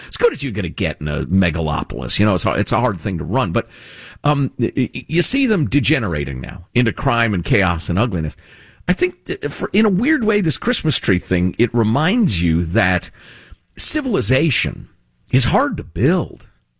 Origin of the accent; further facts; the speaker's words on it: Chicago, Illinois, United States; I grew up in Chicagoland, and, you know, it's where my heart considers home, honestly, after all these years.